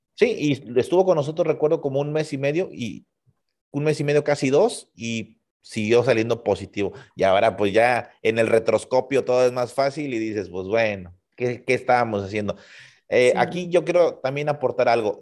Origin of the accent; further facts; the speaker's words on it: Tampico, Tamaulipas, Mexico; tuvimos en la ciudad de Tampico, Tamaulipas, de donde yo soy originario